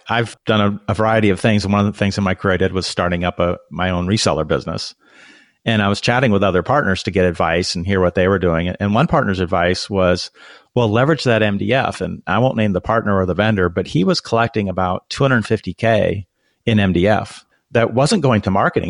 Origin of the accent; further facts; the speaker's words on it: Renton, Washington, United States; I'm from Renton, Washington, which you know is kind of on the outskirts of Seattle